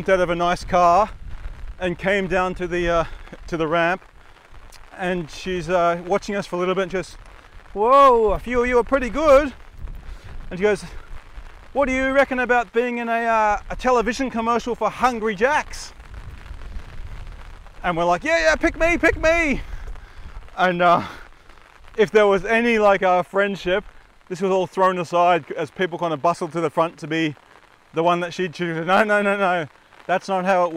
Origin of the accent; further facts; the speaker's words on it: Redcliffe Peninsula, Queensland, Australia; we come from the Redcliffe Peninsula